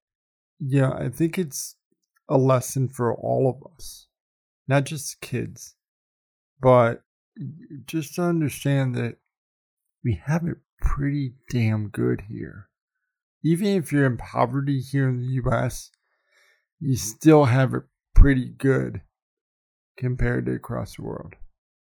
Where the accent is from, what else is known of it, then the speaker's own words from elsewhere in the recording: Iowa, United States; now in Denver, United States; growing up in Iowa